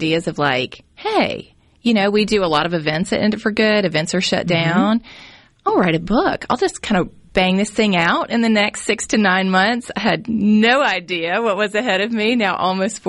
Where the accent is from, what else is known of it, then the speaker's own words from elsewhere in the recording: Jackson, Mississippi, United States; I grew up in West Jackson and had a great experience